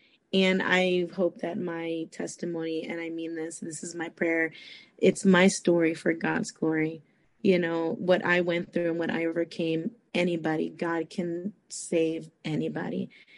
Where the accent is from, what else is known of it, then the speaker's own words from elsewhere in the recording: Costa Rica; born there; obviously my parents are Hispanic, you know. I was born in Costa Rica, and, you know, that's just how it was.